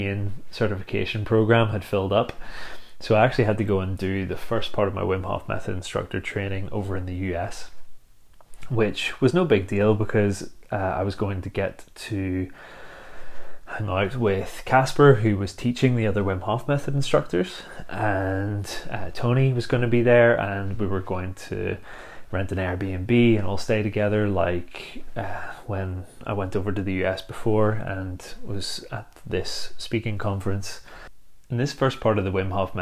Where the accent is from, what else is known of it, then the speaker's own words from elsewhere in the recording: Bangor, Northern Ireland, United Kingdom; a little beach in Bangor, my hometown